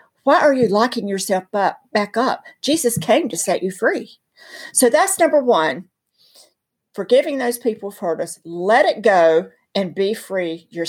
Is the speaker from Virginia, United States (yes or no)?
no; North Carolina, United States; I'm from North Carolina.